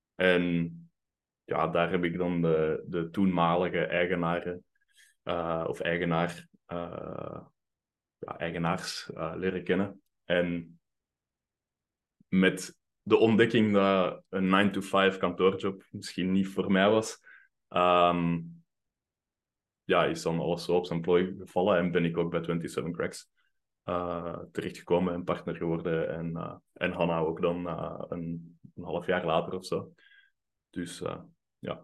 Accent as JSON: {"language": "Dutch", "town": "Mechelen", "region": "Flanders", "country": "Belgium", "tie": "born or raised there", "also_born_or_lived": "Finland", "moved": "as an adult", "said": "ik ben opgegroeid in Mechelen"}